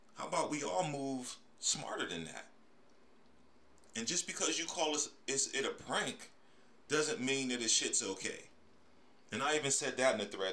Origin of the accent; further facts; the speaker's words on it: Pittsburgh, Pennsylvania, United States; moved away as an adult; also born or lived in Atlanta, Georgia; was born and raised in Pittsburgh, Pennsylvania